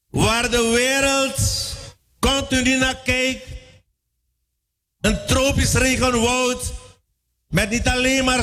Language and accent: Dutch; Suriname